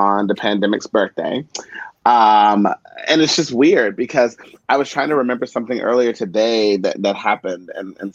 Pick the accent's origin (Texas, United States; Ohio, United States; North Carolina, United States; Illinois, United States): Texas, United States; East; moved away as an adult; now in New York City, United States; I'm actually from East Texas as well. I was born and raised there.